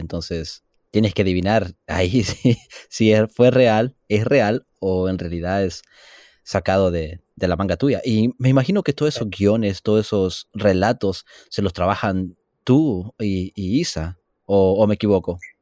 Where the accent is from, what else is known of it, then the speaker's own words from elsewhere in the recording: El Salvador; now in California, United States; yo vengo un poco del trópico, del Salvador, y allá no es húmedo